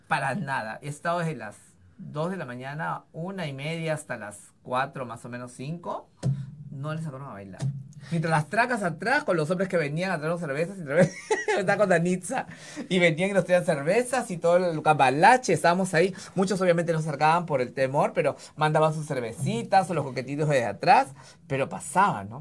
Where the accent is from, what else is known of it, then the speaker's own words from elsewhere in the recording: Lima, Peru; yo crecí en Breña